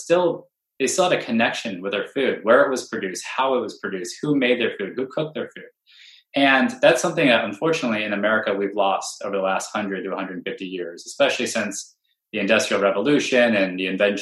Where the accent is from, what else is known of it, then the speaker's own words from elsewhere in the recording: Bay Area, California, United States; I'm from the Bay Area, right? Where I was born in this ecosystem